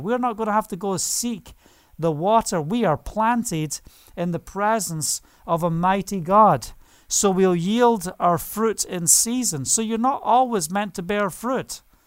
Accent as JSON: {"language": "English", "region": "Scotland", "country": "United Kingdom", "moved": "yes", "lives_now": "Israel", "said": "Being Scottish"}